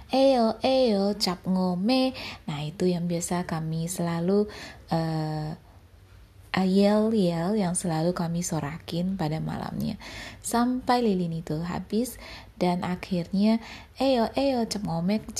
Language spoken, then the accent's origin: Indonesian; Pontianak, West Kalimantan, Indonesia; moved away; Dan dulunya aku tinggal di kampung halaman. Kampung halamanku itu Pontianak eh, di Kalimantan Barat.